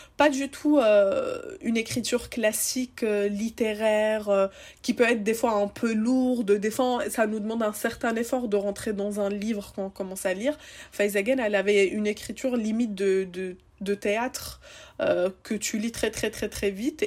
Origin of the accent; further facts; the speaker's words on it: Seine-Saint-Denis, Île-de-France, France; je viens de Seine-Saint-Denis